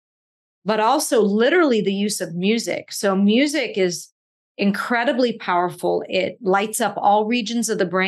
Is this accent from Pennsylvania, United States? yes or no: yes; Pittsburgh, Pennsylvania, United States; I grew up in Pittsburgh